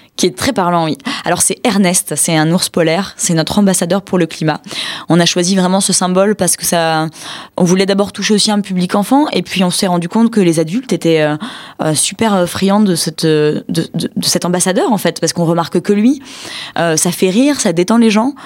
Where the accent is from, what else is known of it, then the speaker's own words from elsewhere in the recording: France; on est français